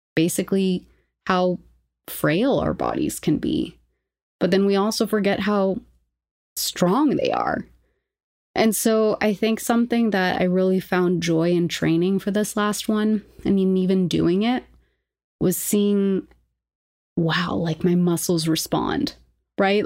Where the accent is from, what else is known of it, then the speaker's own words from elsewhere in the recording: Lima, Peru; moved away; also born or lived in New York; I grew up in Lima, Peru, so shout out to Markham College